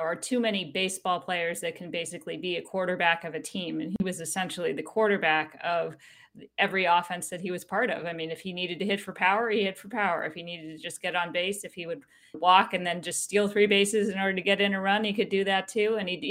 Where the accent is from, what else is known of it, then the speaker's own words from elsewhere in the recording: Bay Area, California, United States; also born or lived in Midwest / East Coast; I grew up in the Bay Area, went to school in the Midwest, lived out east for a little while, and then came back to the Bay Area